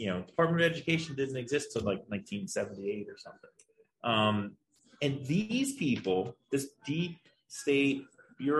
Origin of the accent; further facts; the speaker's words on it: Baltimore, Maryland, United States; also born or lived in Washington, D.C. area; I was born in Baltimore, I live in D.C., or outside of D.C. now, Baltimore